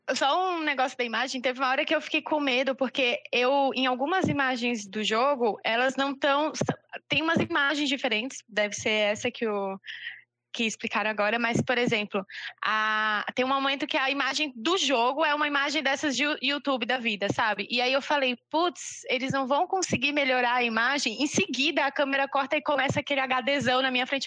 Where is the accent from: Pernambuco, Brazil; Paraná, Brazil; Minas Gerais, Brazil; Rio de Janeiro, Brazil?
Rio de Janeiro, Brazil; Niterói; now in João Pessoa, Brazil; oficialmente eu sou de Niterói, Rio de Janeiro